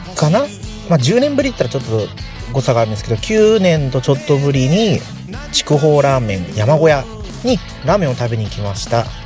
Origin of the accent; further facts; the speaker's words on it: Nagasaki, Japan; moved away as an adult; now in Chiba, Japan; 長崎なんですよっていうとね